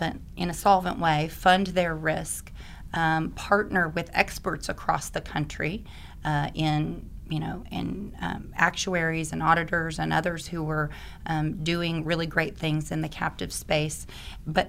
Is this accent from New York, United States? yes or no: no; Oklahoma, United States; moved away; I'm an Oklahoma girl and came back to help them with their captive back in 2007